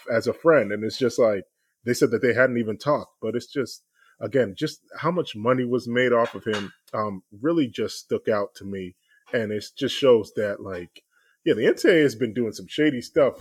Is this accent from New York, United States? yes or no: no; Boston, Massachusetts, United States; I'm from Boston